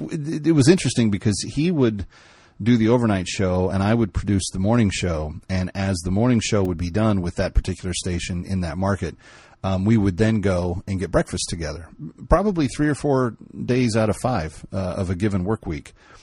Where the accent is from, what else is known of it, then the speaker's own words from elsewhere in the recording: Texas, United States; When people meet me places, they say … there's no way you're originally from Texas.